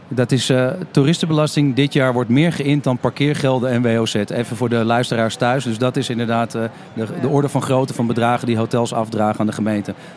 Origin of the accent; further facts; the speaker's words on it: Amsterdam, North Holland, Netherlands; als Amsterdammer zelf, die woont, woont, werkt en recreëert